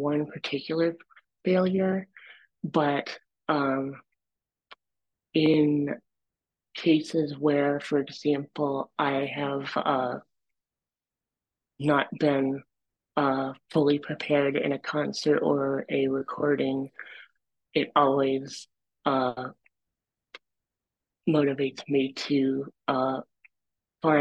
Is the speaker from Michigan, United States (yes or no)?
yes; Dexter, Michigan, United States; I grew up in Dexter, Michigan, and I really enjoyed growing up there